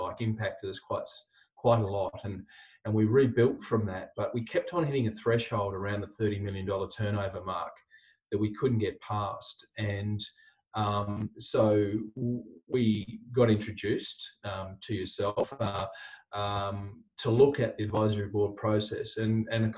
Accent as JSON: {"language": "English", "town": "Hobart", "region": "Tasmania", "country": "Australia", "tie": "born or raised there", "also_born_or_lived": "Adelaide, Australia", "moved": "as an adult", "lives_now": "Brisbane, Australia", "said": "I grew up in Hobart in Tasmania."}